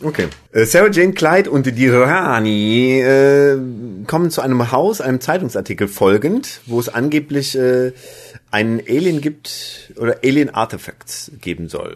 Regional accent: Germany; als Deutscher

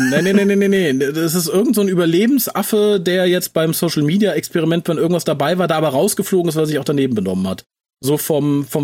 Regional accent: Düsseldorf, North Rhine-Westphalia, Germany; born or raised there

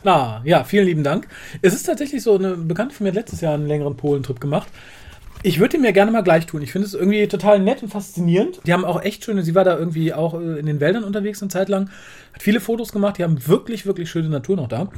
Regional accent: Germany; als, als Deutscher

